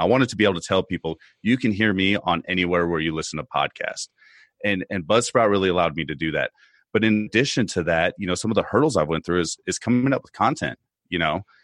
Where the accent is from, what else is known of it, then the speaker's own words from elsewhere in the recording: United States; as an American citizen